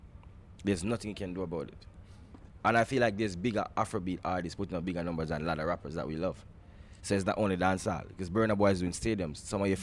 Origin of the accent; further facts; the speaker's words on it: New York, United States; I grew up in New York. I went to school in New York, so I know what who … is.